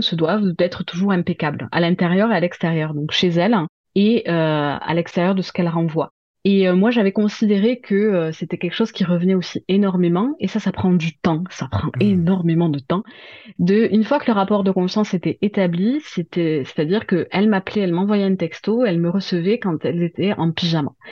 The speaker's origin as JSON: {"language": "French", "town": "Toulouse", "region": "Occitania", "country": "France", "said": "je viens de Toulouse, donc de province. Hein, vous l'aurez entendu à mon accent"}